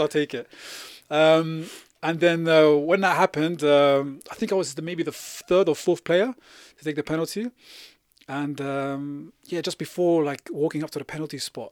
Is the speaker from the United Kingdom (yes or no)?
yes; London, United Kingdom; I grew up in West London